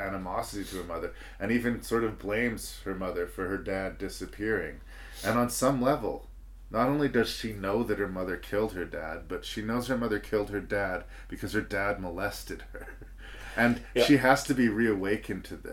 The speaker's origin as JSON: {"language": "English", "country": "Canada", "said": "speaking as a Canadian filmmaker"}